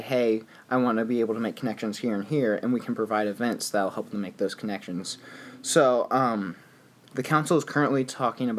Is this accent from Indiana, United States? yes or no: yes; Greenwood, Indiana, United States; moved away as an adult; now in Bloomington, United States; I'm from Indiana. I'm from Greenwood, Indiana. So Indianapolis